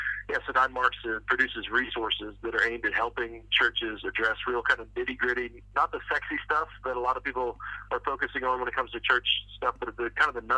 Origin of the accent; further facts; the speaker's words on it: West Virginia, United States; moved away; where I grew up back in West Virginia